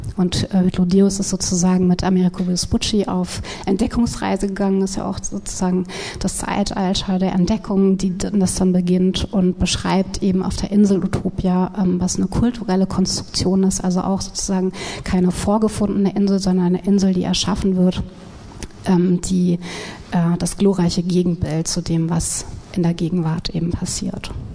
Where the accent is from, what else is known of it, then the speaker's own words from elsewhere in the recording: Wiesbaden, Hesse, Germany; in Wiesbaden, wo ich aufgewachsen bin